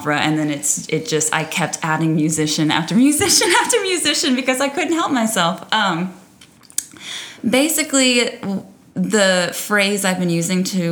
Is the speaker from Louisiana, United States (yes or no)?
yes; South Louisiana, United States; growing up in South Louisiana